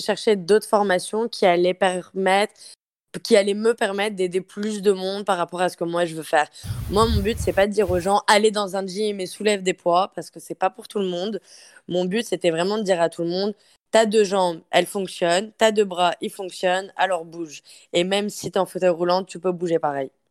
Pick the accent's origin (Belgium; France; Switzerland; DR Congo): France; accent: French; moved away as an adult; now in Montreal, Canada; Je suis une Française. J'ai fait mes études au Canada et ça fait maintenant sept ans que je vis à Montréal